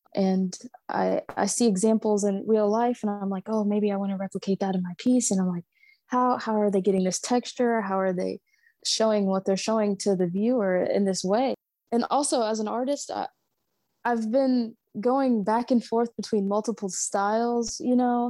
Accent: Savannah, Georgia, United States; I grew up in Savannah, so SCAD is everywhere all around the city

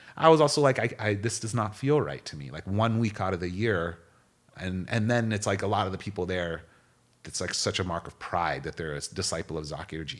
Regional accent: United States; growing up in America

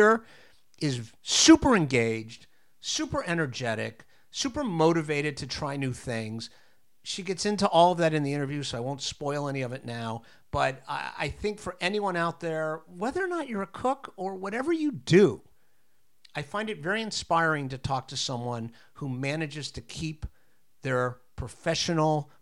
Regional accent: Coral Gables, Florida, United States; moved away as an adult; now in New York, United States; I actually grew up in Southern Florida in Coral Gables

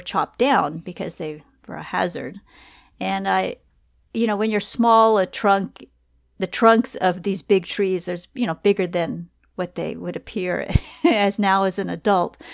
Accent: Southern California, United States; I'm born and raised, uh, in California

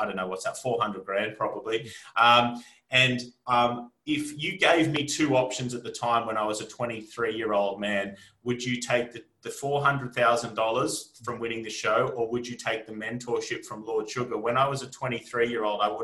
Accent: Australia; moved away as an adult; also born or lived in Armidale / Brisbane; now in United Kingdom; I'm here with you today as an Australian

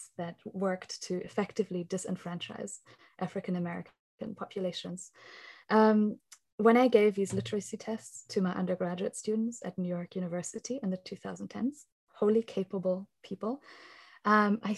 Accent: Germany; I was born and raised in Germany as a child of a Greek person and of somebody who became German in their first year of life.

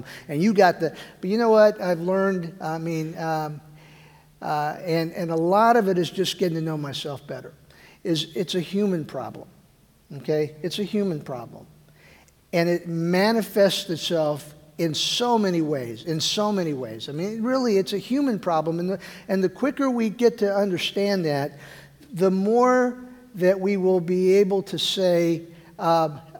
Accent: Weslaco, Texas, United States; first language Spanish; English is a second language; moved away as an adult; I was born Westlaco, a little town in Texas.

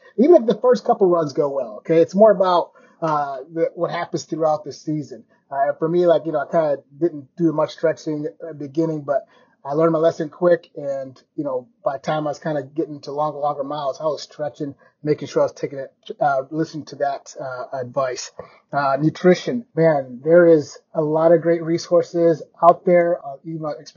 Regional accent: Kenya; I was born in Kenya

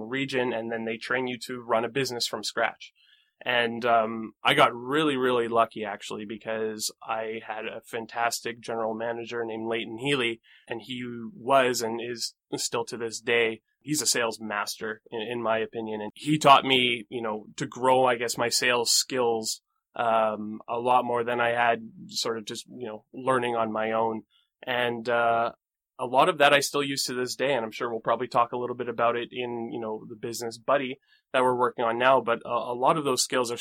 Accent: Bragg Creek, Alberta, Canada; I grew up in Calgary, or just outside of Calgary, in a small town called Bragg Creek.

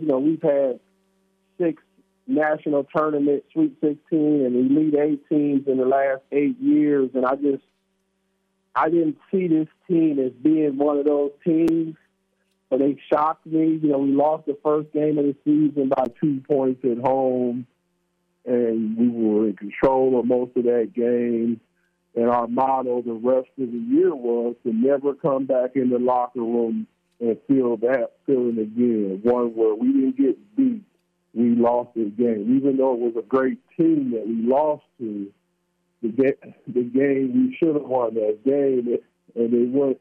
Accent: Milwaukee, Wisconsin, United States; moved away as an adult; also born or lived in Nebraska / Idaho; I'm from Milwaukee. I went to Nebraska for junior college, then the University of Idaho

